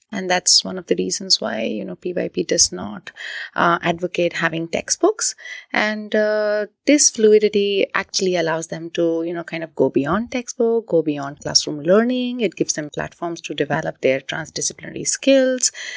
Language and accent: English; India; moved away; born and brought up in India, I've done, uh, my education largely, um, in India.